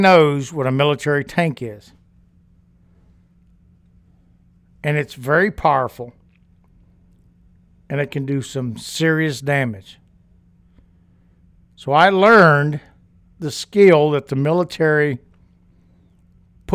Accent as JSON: {"language": "English", "region": "Louisiana", "country": "United States", "tie": "born or raised there", "said": "I grew up in Louisiana"}